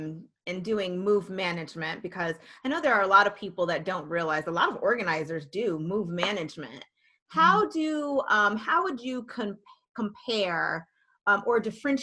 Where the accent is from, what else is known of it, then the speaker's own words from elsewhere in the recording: New York City, New York, United States; Whenever I tell people I'm from Staten Island, they're like, where?